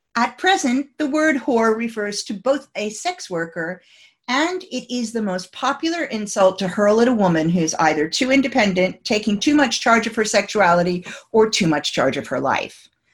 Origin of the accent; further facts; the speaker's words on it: United States; moved away as an adult; now in United Kingdom; as an American coming to the, the UK um, 27 years ago